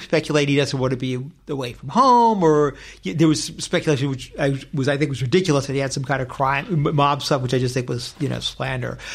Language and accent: English; Westchester, New York, United States; moved away as an adult; now in Los Angeles, United States; I was born in New York City, but I grew up in Westchester.